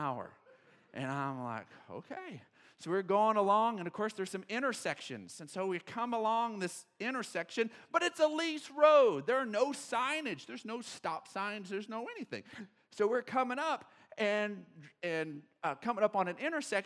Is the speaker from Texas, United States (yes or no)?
yes; Odessa, Texas, United States; I grew up in Odessa